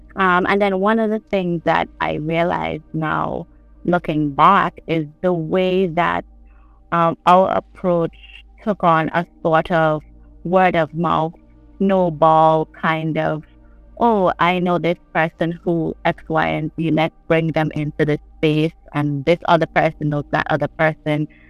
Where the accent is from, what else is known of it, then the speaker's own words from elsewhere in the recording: St. John's, Saint John, Antigua & Barbuda; I'm from St. John's. I live in the capital of Antigua and Barbuda.